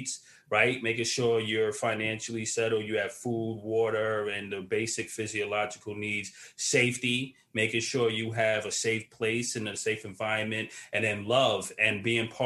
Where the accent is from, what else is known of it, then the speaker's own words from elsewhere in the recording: New York City, New York, United States; also born or lived in Queens, New York; I'm from Brooklyn originally, yeah. But I now currently live in Queens